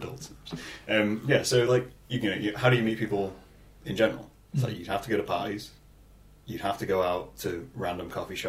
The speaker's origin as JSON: {"language": "English", "region": "England", "country": "United Kingdom", "said": "we're English."}